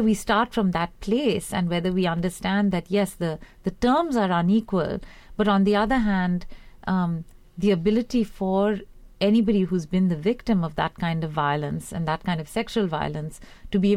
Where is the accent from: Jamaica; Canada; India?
India; moved away; growing up in India in the 80s